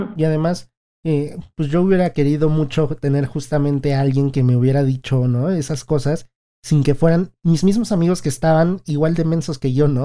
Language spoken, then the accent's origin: Spanish; Mexico; nosotros somos mexicanos